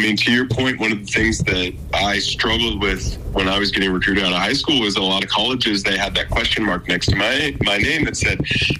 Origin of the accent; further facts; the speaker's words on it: Montana, United States; growing up in Montana, being a basketball player from Montana